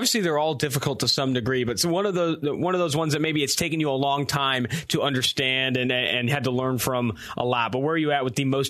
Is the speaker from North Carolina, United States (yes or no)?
no; Oakland, California, United States; now in Cincinnati, United States; I grew up in Oakland.